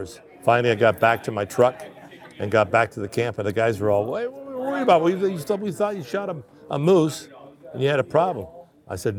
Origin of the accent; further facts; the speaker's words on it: Canada; I was born in Canada